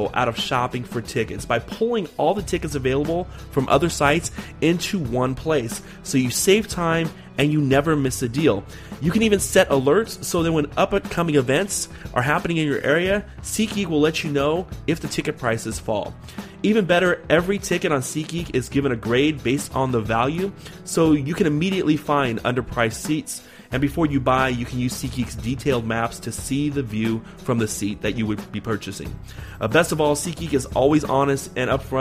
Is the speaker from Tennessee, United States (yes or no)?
no; San Diego, California, United States; now in Portland, United States; I'm originally from San Diego, Southern California. I'm up here in Portland